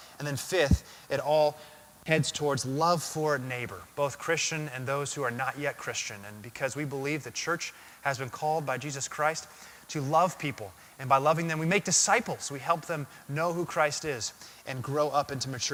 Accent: Arizona, United States; As a kid growing up, I grew up in Arizona

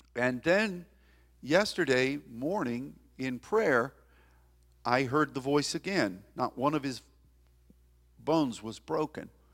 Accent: United States; as an American

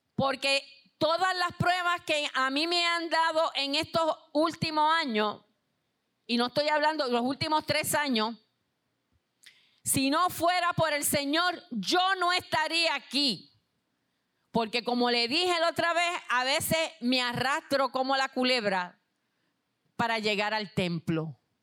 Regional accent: Puerto Rico; ustedes son parte de este país como yo lo soy

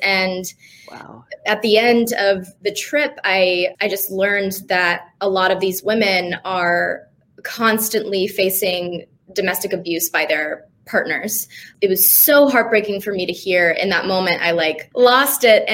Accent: Dallas, Texas, United States; moved away as an adult; also born or lived in Los Angeles, California; now in Nashville, United States; I moved from Los Angeles, where I've lived for the last almost 15 years, but I'm originally from Dallas, Texas

